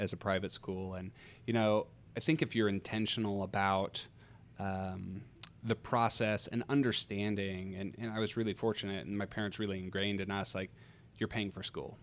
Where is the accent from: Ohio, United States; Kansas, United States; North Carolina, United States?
Kansas, United States; also born or lived in Australia; my brother and I, we grew up here, uh, just north of town